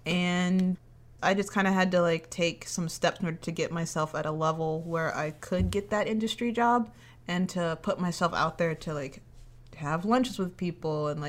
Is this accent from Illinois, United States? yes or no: yes; Chicago, Illinois, United States; moved away as an adult; now in Los Angeles, United States; I'm from Chicago originally. Technically not Chicago. I just tell people Chicago because it's easier. Technically from the west suburbs of Chicago. And I wanted to come out here to the land of oranges and sunshine to get into animation.